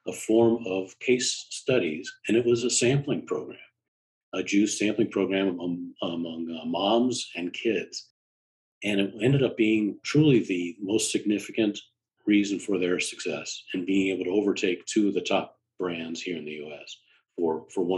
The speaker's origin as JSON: {"language": "English", "region": "New York", "country": "United States", "also_born_or_lived": "Chicago / Washington, District of Columbia, United States", "moved": "yes", "lives_now": "Boston, United States", "said": "I'm from the Metro New York area, I'm in Boston"}